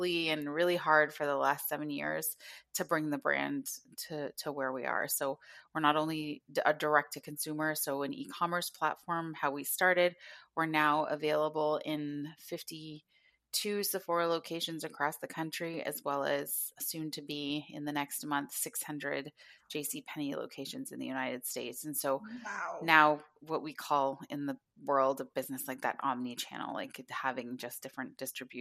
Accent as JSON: {"language": "English", "town": "Thunder Bay", "region": "Ontario", "country": "Canada", "tie": "born or raised there", "moved": "yes", "lives_now": "Southern Ontario, Canada", "said": "I'm an Ojibwe woman, or I call myself an Anishinaabe woman, from Northwestern Ontario is where my home community was and where I was born in Thunder Bay, but now reside in Southern Ontario"}